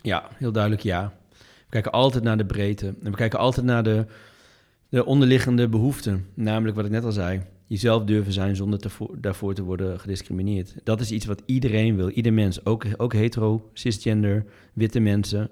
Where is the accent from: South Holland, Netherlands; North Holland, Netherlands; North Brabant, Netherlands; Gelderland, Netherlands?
Gelderland, Netherlands; Doetinchem; de stad als Doetinchem, toevallig waar ik vandaan kom